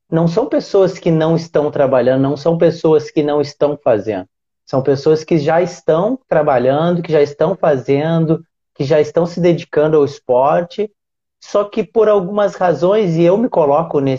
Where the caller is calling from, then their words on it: Aracaju, Sergipe, Brazil; Eu falo de Aracaju, Sergipe.